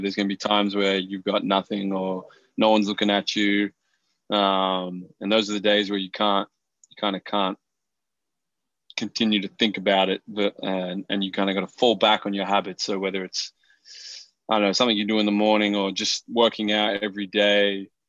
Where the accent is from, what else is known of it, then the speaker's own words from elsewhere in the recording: Melbourne, Victoria, Australia; moved away; Melbourne. Like even though it's my hometown, I feel like I never got enough love growing up playing